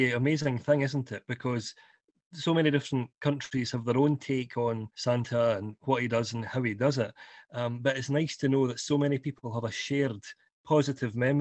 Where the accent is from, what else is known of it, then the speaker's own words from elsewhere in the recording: Scotland, United Kingdom; being Scottish